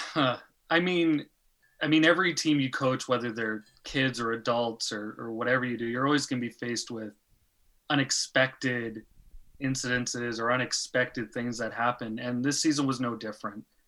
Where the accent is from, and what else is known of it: Pickering, Ontario, Canada; moved away as an adult; now in Denmark